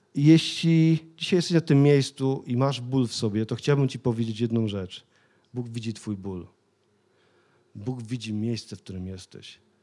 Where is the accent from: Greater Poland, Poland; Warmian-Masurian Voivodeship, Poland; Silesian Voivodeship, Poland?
Silesian Voivodeship, Poland; Sosnowiec; pochodzę z Sosnowca, bo wielu z was wie, ale mieszkałem naprawdę w takich terenie, gdzie inni ludzie się bali przejść tamtędy